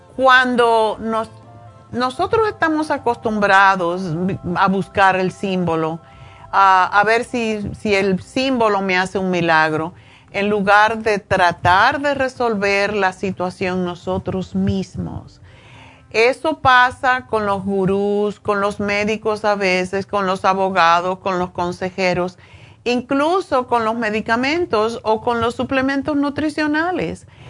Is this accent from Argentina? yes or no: no; Cuba; moved away; yo soy cubana